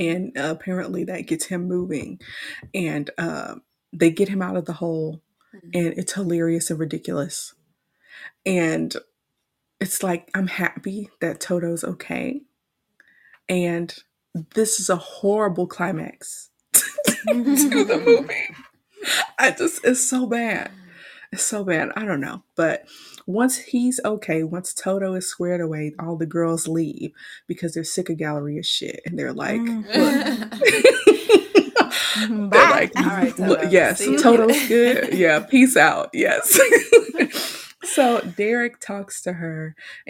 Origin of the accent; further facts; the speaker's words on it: Houston, Texas, United States; we grew up in Houston